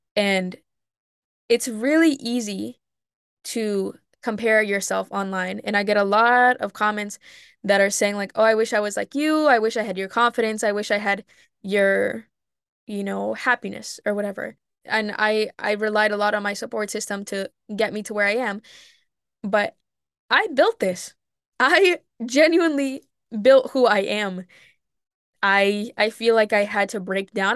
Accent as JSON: {"language": "English", "country": "Mexico", "tie": "born or raised there", "moved": "yes", "lives_now": "United States", "said": "I grew up in Mexico for a lot of my life, going back and forth during the summers"}